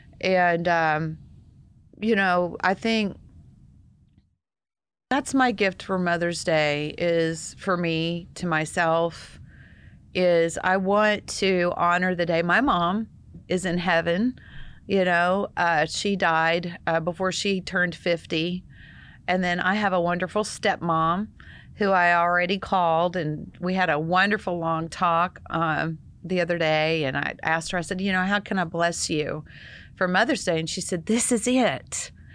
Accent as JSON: {"language": "English", "region": "Texas", "country": "United States", "said": "I know, I see it, Daryl. Almost said it. I'm a Texan. I say"}